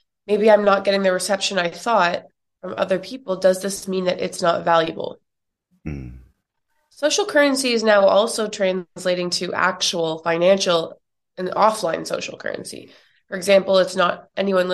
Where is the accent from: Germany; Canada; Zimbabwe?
Canada; now in New York, United States; I'm from Canada and I live in the US now in New York